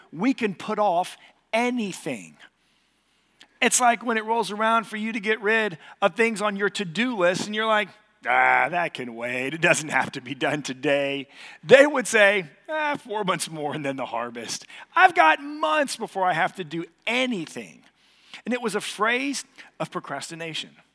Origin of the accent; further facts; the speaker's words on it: Katy, Texas, United States; I grew up here in Katy